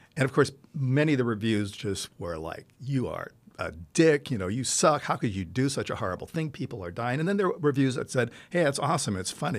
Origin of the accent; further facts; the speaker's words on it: Italy; moved away as an adult; now in United States; I grew up in Italy